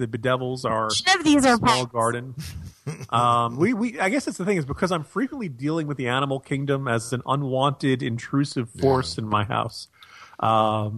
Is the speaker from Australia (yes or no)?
no; New Jersey, United States; I grew up in the New Jersey area